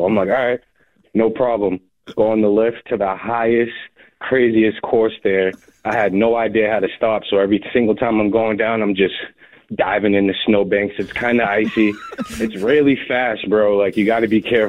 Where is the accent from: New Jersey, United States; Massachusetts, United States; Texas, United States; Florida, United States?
Massachusetts, United States; Boston; also born or lived in Hingham, Massachusetts; I'm from Dorchester. Went to high school in Hingham